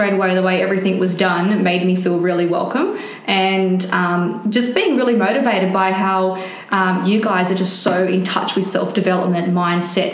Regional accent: Sydney, New South Wales, Australia; moved away as an adult; now in Gold Coast, Australia; I'm from Sydney. Yeah, right? Western Sydney.

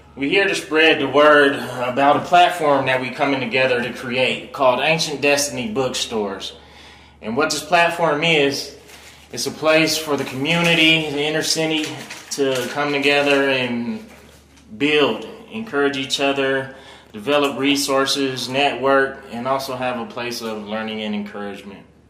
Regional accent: Reno, Nevada, United States; Born and raised in Reno.

